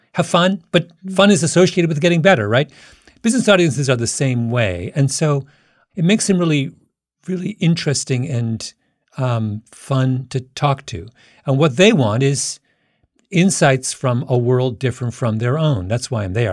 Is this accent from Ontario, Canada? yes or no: yes; Waterloo, Ontario, Canada; my hometown is an area where, that had a university called the University of Waterloo